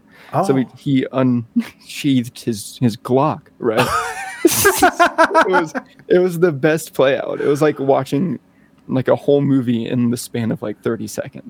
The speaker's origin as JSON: {"language": "English", "region": "Louisiana", "country": "United States", "moved": "yes", "lives_now": "Colorado, United States", "said": "I'm literally from Louisiana."}